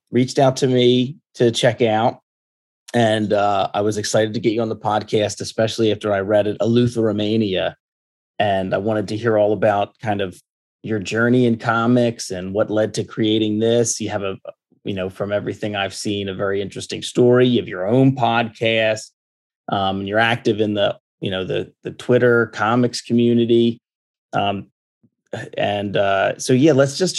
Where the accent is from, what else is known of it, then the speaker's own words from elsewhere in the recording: United States; me growing up in America